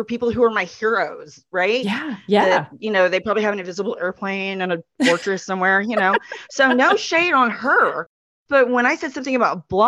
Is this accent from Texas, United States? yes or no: yes; Texas, United States; I'm so Texan